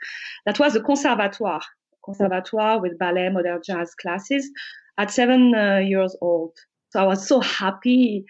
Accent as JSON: {"language": "English", "town": "Paris", "region": "Île-de-France", "country": "France", "tie": "born or raised there", "second_language": "English", "said": "I'm originally from Morocco, but born in Paris, like a lot of kids of migrants in France."}